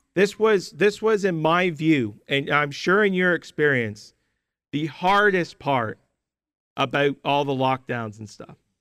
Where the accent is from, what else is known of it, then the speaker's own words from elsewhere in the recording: Canada; For most of my Christian life, growing up in Canada